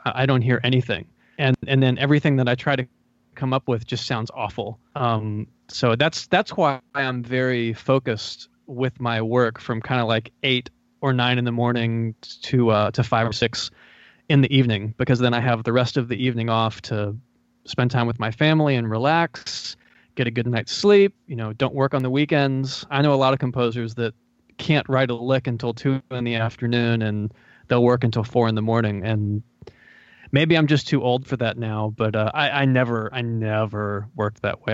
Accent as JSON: {"language": "English", "region": "North Carolina", "country": "United States", "also_born_or_lived": "Los Angeles", "said": "I'm from North Carolina, and I moved back here"}